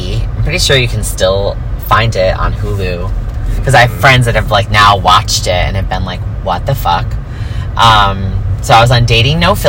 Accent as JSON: {"language": "English", "region": "New York", "country": "United States", "moved": "yes", "lives_now": "Los Angeles, United States", "said": "I'm such and such age, and I'm from New York"}